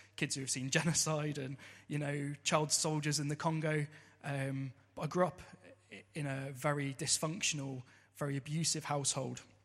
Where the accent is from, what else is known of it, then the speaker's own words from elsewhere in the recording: Southampton, South East England, United Kingdom; I grew up in Southampton